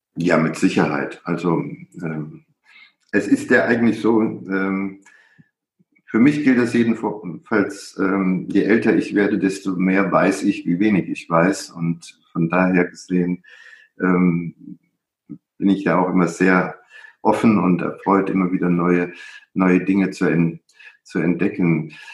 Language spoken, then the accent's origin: German; Middle Rhine, Germany; ich habe ein Buch über den Mittelrhein geschrieben, meine, äh, meine Heimat.